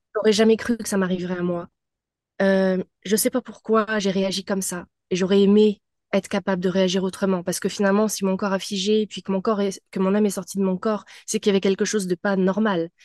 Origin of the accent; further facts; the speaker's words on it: France; moved away as an adult; now in Montreal, Canada; je suis française euh, d'origine, mais j'habite depuis 14 ans euh, au Québec, à Montréal